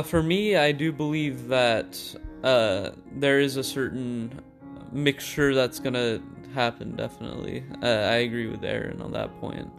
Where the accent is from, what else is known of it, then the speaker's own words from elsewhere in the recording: United States; also born or lived in Macedonia; my parents moved to the U S, uh, where I grew up